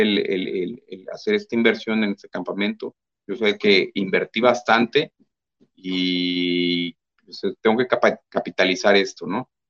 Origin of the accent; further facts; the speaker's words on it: Mexico; somos pocos mexicanos